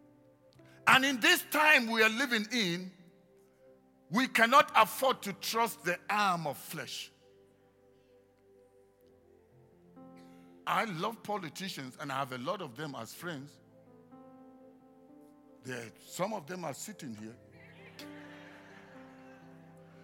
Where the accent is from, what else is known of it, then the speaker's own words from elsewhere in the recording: Nigeria; moved away; I come originally from Nigeria